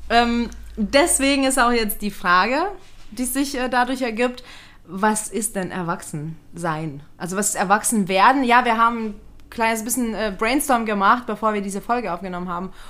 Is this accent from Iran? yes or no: no; Lithuania; moved away; weil ähm, ich bin als Kind in Litauen aufgewachsen und wir hatten sowas nicht wie WGs.